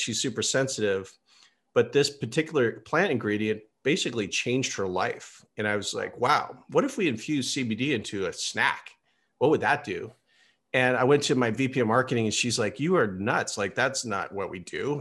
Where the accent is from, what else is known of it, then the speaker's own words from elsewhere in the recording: Silicon Valley, California, United States; I grew up here in Silicon Valley